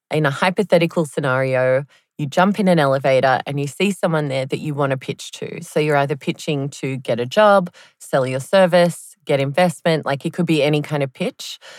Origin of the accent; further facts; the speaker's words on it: Connecticut, United States; now in Berlin, Germany; I grew up in Connecticut